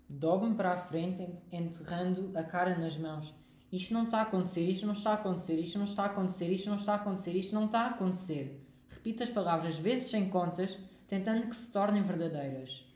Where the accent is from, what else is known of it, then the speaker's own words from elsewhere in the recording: Almada, Lisbon, Portugal; sou de Almada